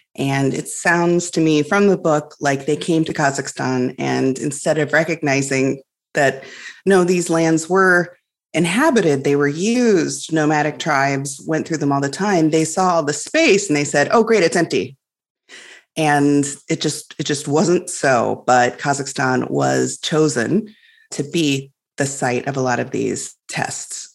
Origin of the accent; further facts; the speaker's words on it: Illinois, United States; I grew up in Illinois, which is on the prairie